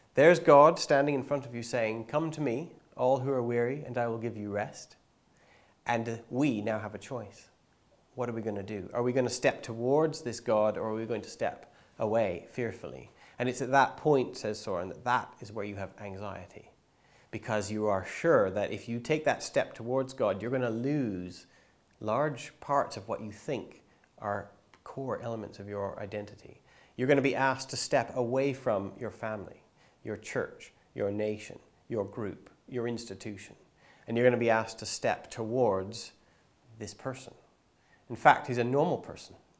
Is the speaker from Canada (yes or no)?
yes; Canada; I grew up in Bible Belt, Canada